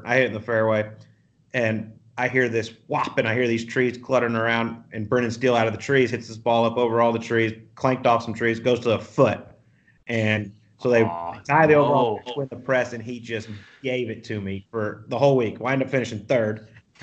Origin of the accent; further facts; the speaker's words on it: Canada; we're Canadian